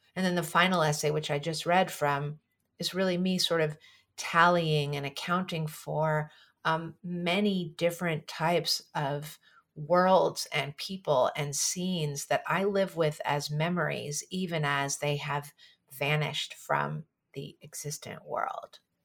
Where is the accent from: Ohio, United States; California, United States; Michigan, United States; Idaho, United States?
California, United States; San Francisco; growing up in San Francisco